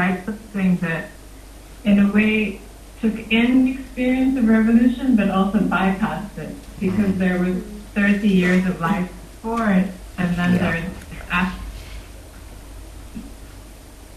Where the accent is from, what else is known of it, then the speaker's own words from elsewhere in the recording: Egypt; I was born and raised in Egypt. I spent my whole life there.